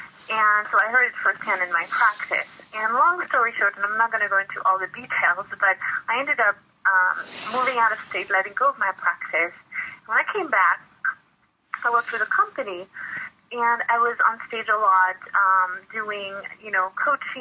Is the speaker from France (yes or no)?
yes; France; moved away as an adult; now in United States; I grew up in France